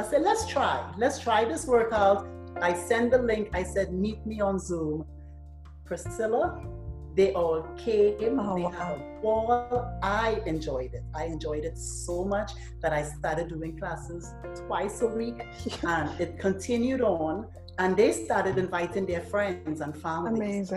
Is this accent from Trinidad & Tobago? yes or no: yes; Trinidad & Tobago; moved away; I'm from Trinidad